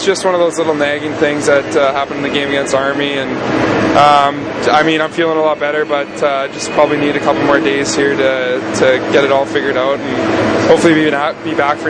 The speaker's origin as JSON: {"language": "English", "town": "Kelowna", "region": "British Columbia", "country": "Canada", "said": "I love going back to the Kelowna area. Lots of snow. It really felt like Christmas, so it was nice to be home."}